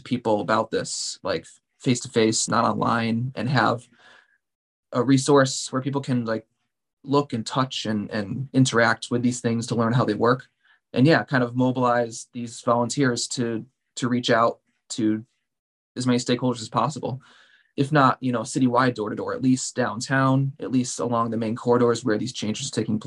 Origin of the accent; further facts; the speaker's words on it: Pittsfield, Massachusetts, United States; I was born and raised here in Pittsfield, lived here my whole life, except for my 5 years in college